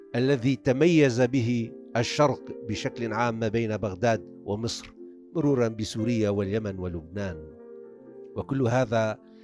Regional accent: Akkar, Lebanon

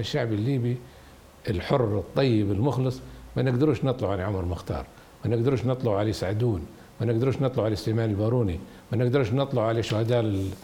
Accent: Libya; احنا ليبيين

